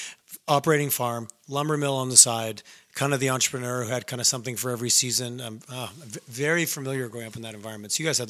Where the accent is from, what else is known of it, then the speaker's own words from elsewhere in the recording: Howick, Quebec, Canada; I grew up in a small town and it was very, someone's like, oh, you're from this. I'm like, no. I'm from Howick. I'm not from Ormstown. I'm not from this other.